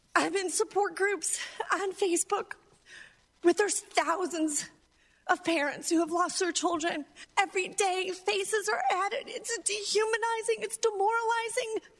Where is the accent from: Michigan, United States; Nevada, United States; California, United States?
Michigan, United States; Rochester Hills; I'm from Rochester Hills, Michigan